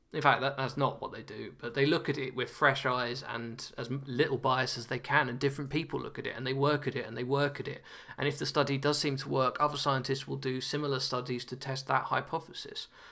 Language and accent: English; United Kingdom; now in Nottingham, United Kingdom; as a Brit